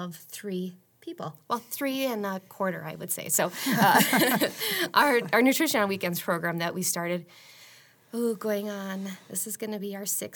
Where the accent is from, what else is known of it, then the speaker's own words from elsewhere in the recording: Marshfield, Wisconsin, United States; I am originally from Marshfield, born and raised.